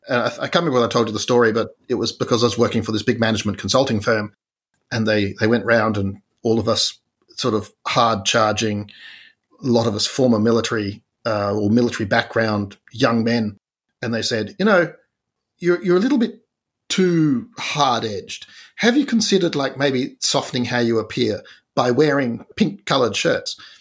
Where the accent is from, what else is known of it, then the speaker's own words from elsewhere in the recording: Tasmania, Australia; I'm from Tasmania